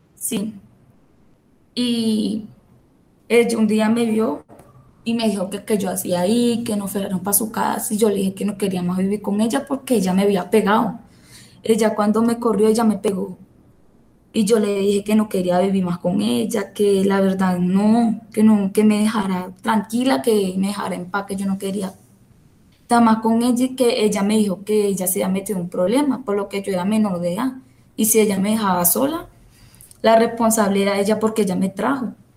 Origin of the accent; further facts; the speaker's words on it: Venezuela; now in Colombia; yo soy venezolana